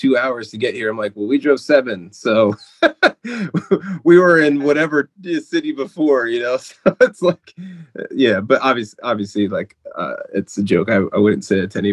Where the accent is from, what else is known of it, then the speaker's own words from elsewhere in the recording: New Jersey, United States; I grew up in North Jersey